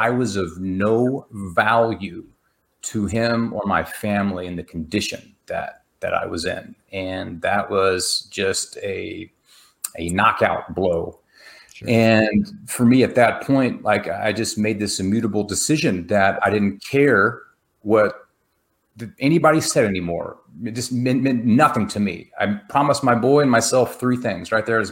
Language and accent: English; Texas, United States; I'm from Texas